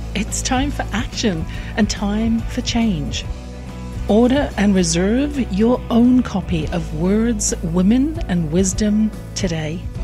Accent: England, United Kingdom; born or raised there

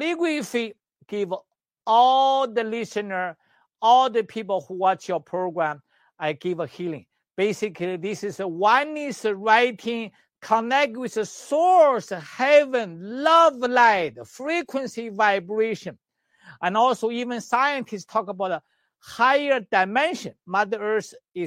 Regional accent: China; moved away; also born or lived in Canada; I'm the doctor from Western medicine, China, and traditional Chinese medicine, acupuncturist, herbalist in China and in Canada

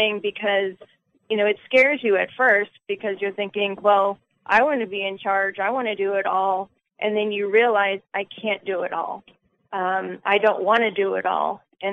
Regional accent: New Jersey, United States; moved away; also born or lived in the South (US); I'm from New Jersey

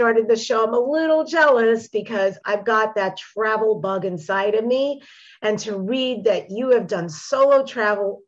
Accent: Long Island, New York, United States; moved away; I'm from New York originally, Long Island

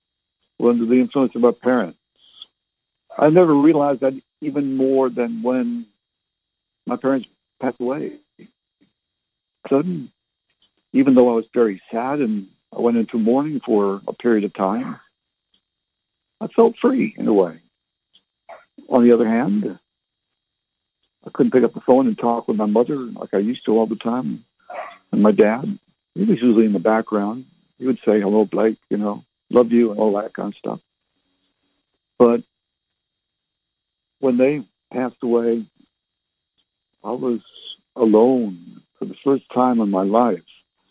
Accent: Barrie, Ontario, Canada; also born or lived in Halifax / Fredericton / Oromocto / Ottawa; And, of course, I was born and raised in Canada. Anyone who's listened to my previous radio shows, I might have mentioned it on one of them. Born in Barrie, Ontario.

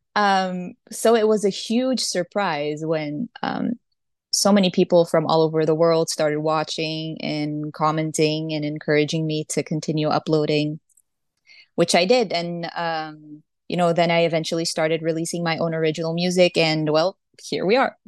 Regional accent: Brazil; I was born and raised in Brazil.

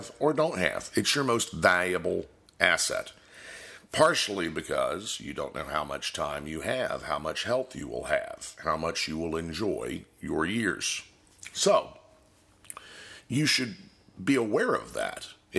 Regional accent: Florida, United States; I'm also an independent insurance agent serving clients in my home state of Florida and in Virginia

